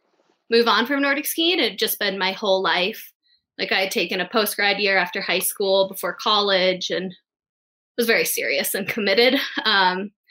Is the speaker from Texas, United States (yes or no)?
no; Sun Valley, Idaho, United States; moved away as an adult; also born or lived in Crested Butte, Colorado / Utah; I'm originally from Sun Valley, Idaho, and that's where I grew up